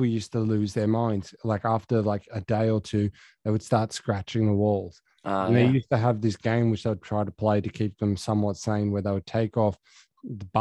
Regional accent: Dubbo, New South Wales, Australia; now in Sydney, Australia; my hometown of Dubbo

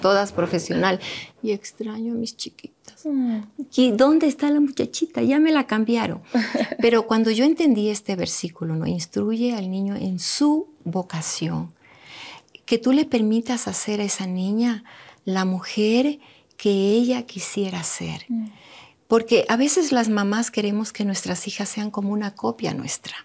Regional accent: Manabí, Ecuador; donde yo me crié, me crié en un pueblo tan bonito allá en Manabí

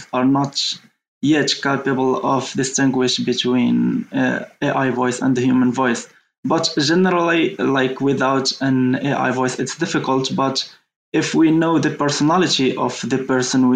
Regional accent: Morocco; I'm from Morocco

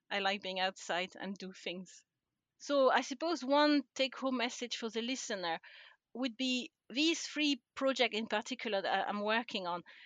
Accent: France; accent: French; English is a second language; moved away as an adult; now in Scotland, United Kingdom; I'm originally from France, um, and I don't think I've lost my accent after all these years

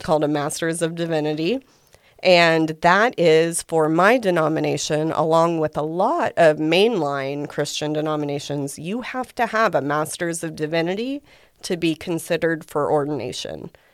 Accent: Guthrie, Oklahoma, United States; I'm a native Oklahoman. I grew up in Guthrie

